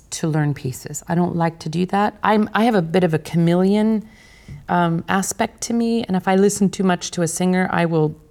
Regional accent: Kansas, United States; my fellow Kansan

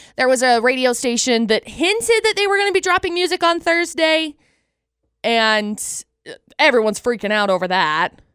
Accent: Utah, United States

